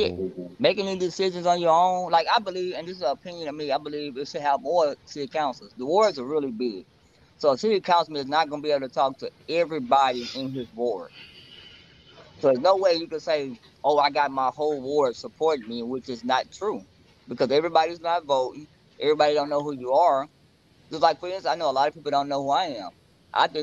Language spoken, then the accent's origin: English; Beaumont, Texas, United States; I'm actually born and raised in Beaumont